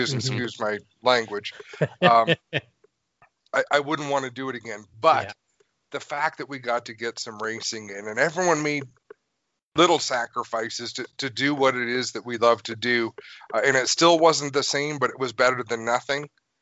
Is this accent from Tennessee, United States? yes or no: no; New York, United States; moved away; also born or lived in Canada; I'm half American, half Canadian. Mm-hmm. I spent a lot of my childhood in New York.